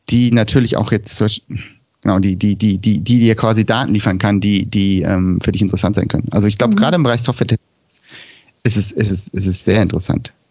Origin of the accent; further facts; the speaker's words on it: Switzerland; dann testest du es erstmal aus deinem Kontext. Also als Frau, als Schweizerin, mit einem Schweizer Alphabet